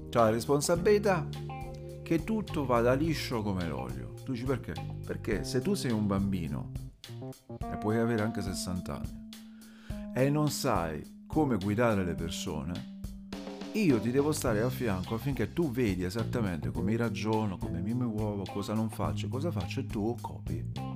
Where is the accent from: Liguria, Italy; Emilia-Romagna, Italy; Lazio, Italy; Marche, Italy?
Lazio, Italy; Rome; sono di Roma